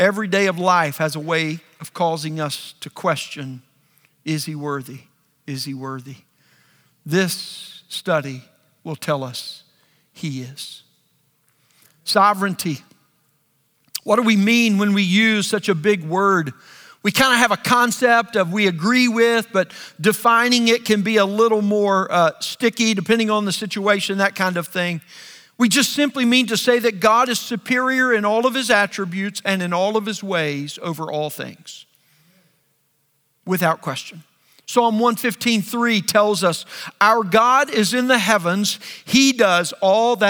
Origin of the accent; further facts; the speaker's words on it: Arkansas, United States; I grew up in Arkansas